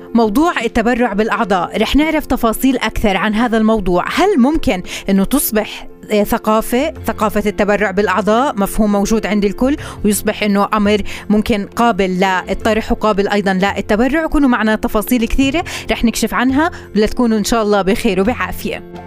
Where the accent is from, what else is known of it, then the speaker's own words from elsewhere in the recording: Palestine; عندنا بفلسطين